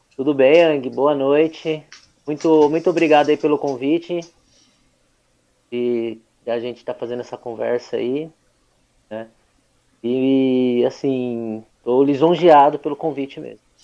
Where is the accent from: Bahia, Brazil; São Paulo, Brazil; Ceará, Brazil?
São Paulo, Brazil; Suzano; Nasci aqui em Suzano há 37 anos